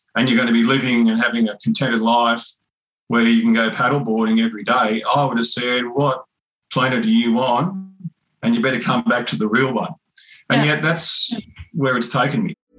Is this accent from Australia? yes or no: yes; Kempsey area mission, New South Wales, Australia; I grew up on Crew Mission